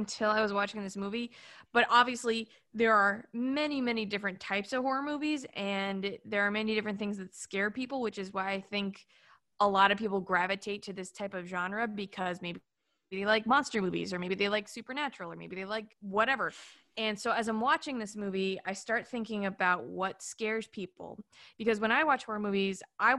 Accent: New York, United States; now in Los Angeles, United States; as a New Yorker who moved here

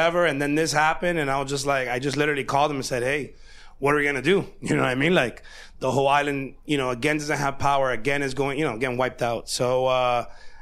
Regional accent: Hialeah, Florida, United States; I'm through and through a Miami kid. I'm from Hialeah.

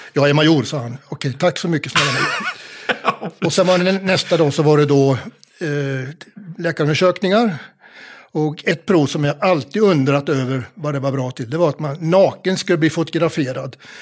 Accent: Mjölby, Östergötland, Sweden; moved away; Jag är född i Mjölby

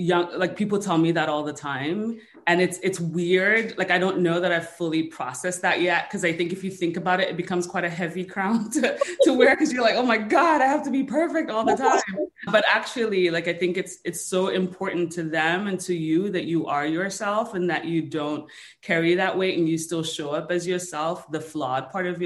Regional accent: United States; So I say I'm Nigerian American because it just gives people a greater sense of context for all the different pieces of me that kind of made me who I am today.

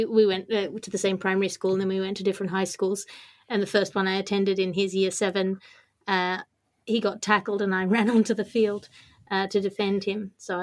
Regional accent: Australia; I'm Australian. So we grew up running pretty wild.

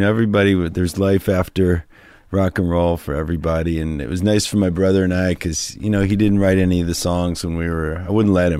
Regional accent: New Hampshire, United States; moved away as an adult; also born or lived in Ohio / Boston; I grew up in New Hampshire.

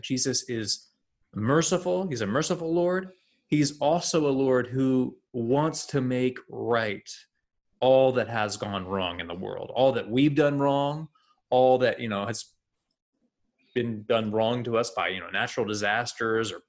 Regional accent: United States; We are American

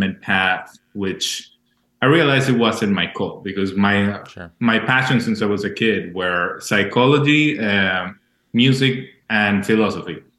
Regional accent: Maracay, Aragua, Venezuela; moved away; I was born in Venezuela, in Maracay, which is a small city in the outside, small, but in the outsides of Caracas

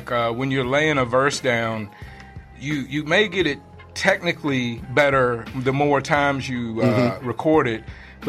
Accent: Richmond, Virginia, United States; I came from Richmond, Virginia, and I'm new out here, so I try to bring a new perspective when I speak to people.

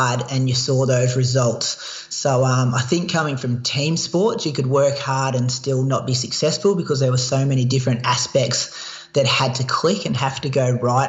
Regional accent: Australia; accent: Australian; my Australian accent

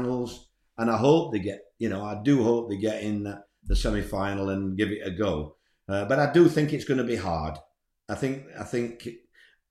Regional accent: Scarborough, Yorkshire and the Humber, United Kingdom; I'm from Scarborough.

